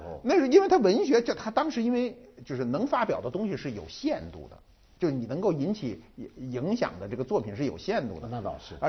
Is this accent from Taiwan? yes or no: no; China; 我们中国人哈，一般哈，不管你专业怎么排表，中国人一说北大都说在前头